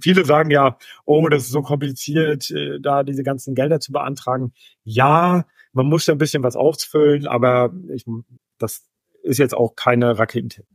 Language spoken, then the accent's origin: German; Germany; als Deutscher